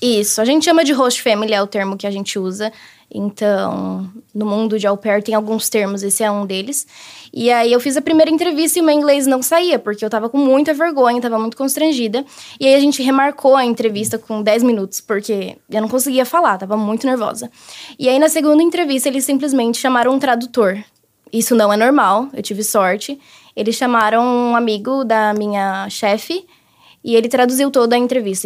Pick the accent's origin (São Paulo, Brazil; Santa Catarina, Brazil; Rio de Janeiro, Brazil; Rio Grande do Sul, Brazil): São Paulo, Brazil; Guarulhos; moved away as an adult; now in United States; Eu sou de Guarulhos, São Paulo